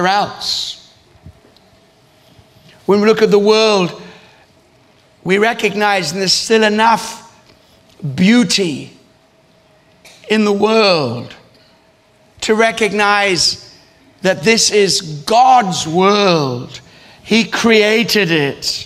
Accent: Australia; moved away as an adult; also born or lived in East Africa; now in London, United Kingdom; I grew up in Australia

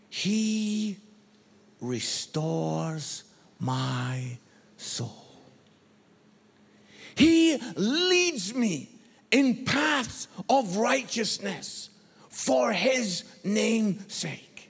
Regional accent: Scotland, United Kingdom; I'm Scottish.

